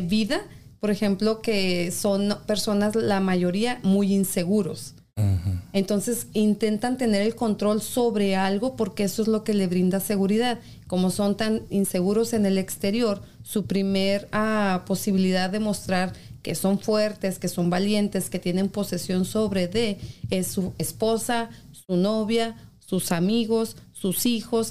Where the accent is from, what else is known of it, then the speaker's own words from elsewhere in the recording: Mexico; now in United States; En mi país